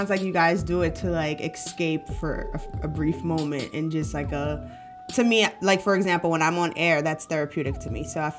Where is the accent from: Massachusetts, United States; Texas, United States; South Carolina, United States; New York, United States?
New York, United States; Brooklyn; So it's so interesting because I'm from Brooklyn, New York, and growing up, I have this uncle and we used to go to a lot of like punk rock festivals